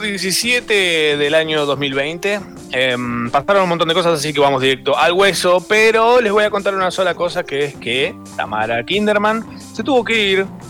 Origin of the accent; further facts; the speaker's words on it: Capilla del Monte, Córdoba, Argentina; moved away; viví toda mi infancia, adolescencia en Capilla del Monte, Córdoba